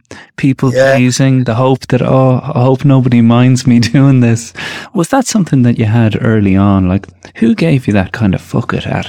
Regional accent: Tallaght, County Dublin, Ireland; growing up in Talla at that time, I mean, right now we're kind of seeing exactly how separated and the class divide that Irish people like to think isn't there, how it really does exist

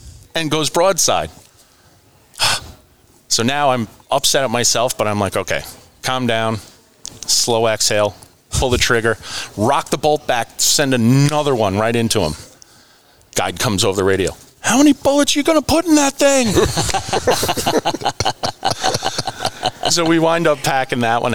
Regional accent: Northeast, United States; growing up in the Northeast

